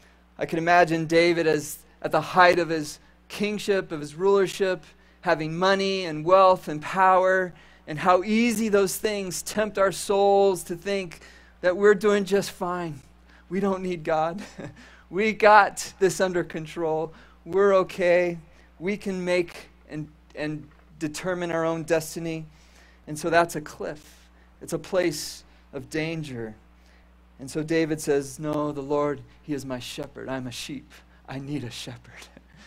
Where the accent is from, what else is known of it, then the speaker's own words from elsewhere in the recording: Caracas, Venezuela; When I was a boy, I grew up in South America, and we lived in a city that was nestled up in the mountains, about 20 minutes from the coast of the Caribbean Ocean.